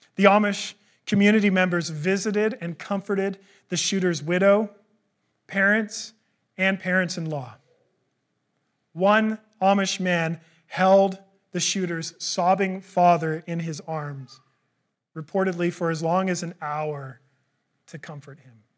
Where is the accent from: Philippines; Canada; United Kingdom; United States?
Canada; I'm a Canadian